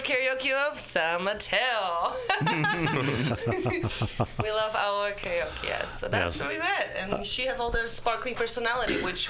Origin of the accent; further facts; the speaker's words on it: Poland; English is a second language; moved away as an adult; I'm from Poland.